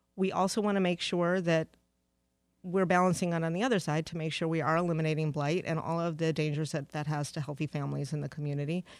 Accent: Detroit, Michigan, United States; moved away as an adult; also born or lived in Charlotte, North Carolina / Philadelphia; Detroit is my hometown

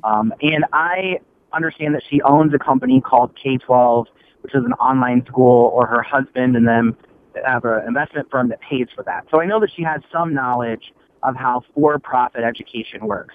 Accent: Grand Rapids, Michigan, United States; now in Ferndale, United States; I'm from Grand Rapids originally

